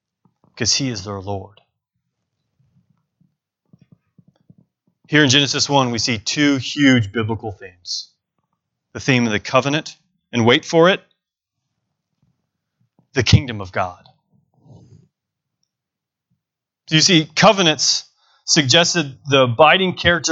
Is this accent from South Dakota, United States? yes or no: no; Bentonville, Arkansas, United States; Jessica and I were both born and raised in Bentonville, Arkansas